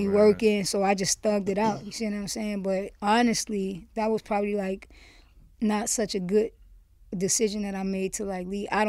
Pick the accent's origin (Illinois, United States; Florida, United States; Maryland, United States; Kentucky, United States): Florida, United States; Miami; moved away as an adult; now in New York, United States; Originally born and raised in Miami. Grew up there, went to college for 1 year. When I was 18, I moved to New York